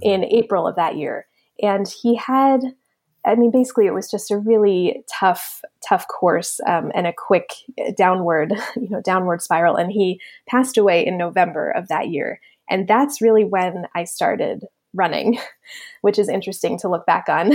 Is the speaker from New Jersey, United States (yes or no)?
yes; Middletown, New Jersey, United States; also born or lived in Pennsylvania; I grew up in New Jersey